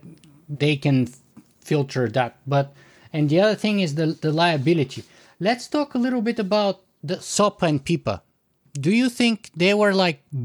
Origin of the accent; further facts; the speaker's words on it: Bulgaria; now in Canada; I'm originally from Bulgaria